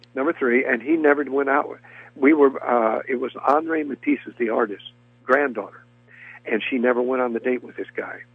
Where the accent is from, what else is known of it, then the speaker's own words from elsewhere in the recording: Montgomery, Alabama, United States; moved away; I was raised in Montgomery, Alabama